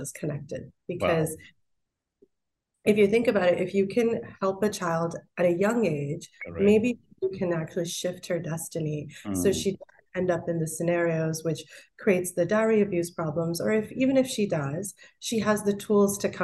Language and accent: English; Pittsburgh, Pennsylvania, United States; also born or lived in India / Michigan, United States; now in New York, United States; I grew up mostly in Pittsburgh and then Michigan.